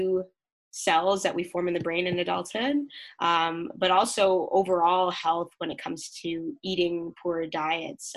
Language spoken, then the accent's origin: English; Mississauga, Ontario, Canada; now in London, Canada; I'm originally from Mississauga, Ontario, so close to the GTA